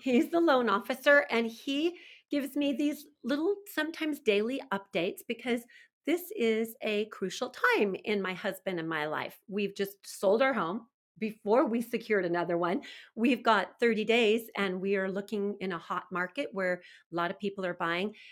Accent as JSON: {"language": "English", "region": "California", "country": "United States", "tie": "born or raised there", "moved": "yes", "lives_now": "Pleasant Grove, Utah, United States", "said": "I grew up in California"}